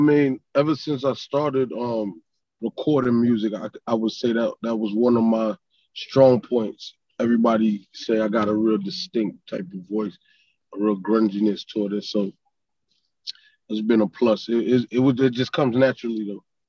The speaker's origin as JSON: {"language": "English", "town": "Miami", "region": "Florida", "country": "United States", "tie": "born or raised there", "also_born_or_lived": "Brooklyn, New York", "accent": "up north", "said": "being a kid from Brooklyn, growing up in Miami, there was always some um, diversity. You know, I dressed different, I talked different."}